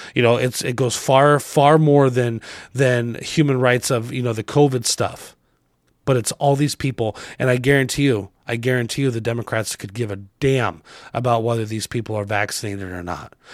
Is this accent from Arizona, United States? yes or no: yes; Arizona, United States; I grew up in Arizona